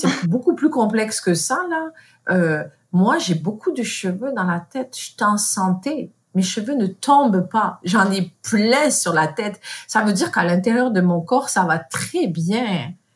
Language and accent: French; France; moved away as an adult; also born or lived in Morocco (ancestry); now in Montreal, Canada; Je suis marocaine d'origine, mais née en France